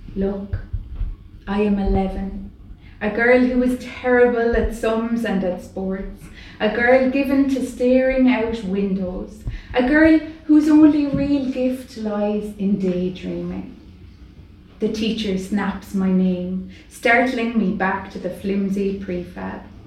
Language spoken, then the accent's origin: English; Ireland; as an Irish writer